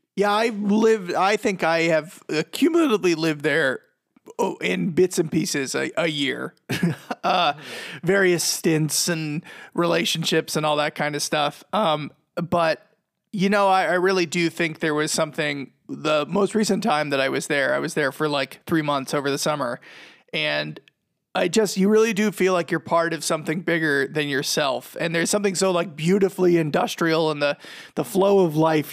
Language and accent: English; Boston, Massachusetts, United States; moved away; also born or lived in Medford, Massachusetts; I'm from Boston